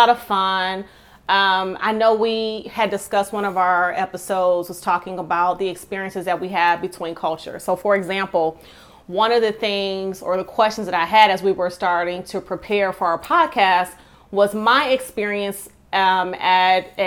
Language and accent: English; Detroit, Michigan, United States; I'm from Detroit, and so in the inner city, and so I would frequent a lot of the beauty supply places